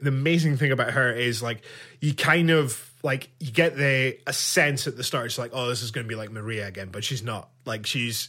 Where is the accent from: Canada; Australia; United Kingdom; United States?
United Kingdom; Scotland; me being Scottish and so proud of it, I find that offensive.